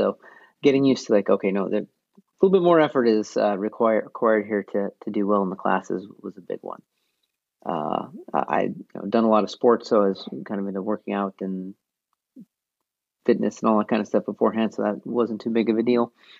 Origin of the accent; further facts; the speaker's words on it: North Dakota, United States; Well, like my hometown, I don't think it even has 100 people anymore, but it was around 120.